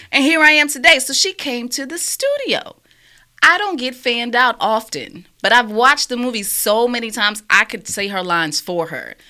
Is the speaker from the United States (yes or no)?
yes; New York, United States; moved away; also born or lived in Alabama; I grew up in New York